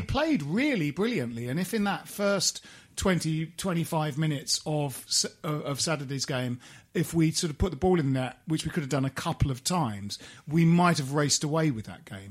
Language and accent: English; Kent, South East England, United Kingdom; we grew up in Kent, and we're West Ham fans